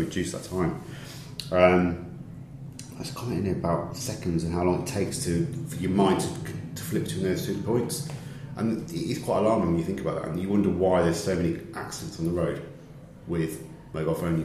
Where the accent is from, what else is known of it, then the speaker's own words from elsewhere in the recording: the north of England, United Kingdom; accent: northern; listen to northerners and understand what we say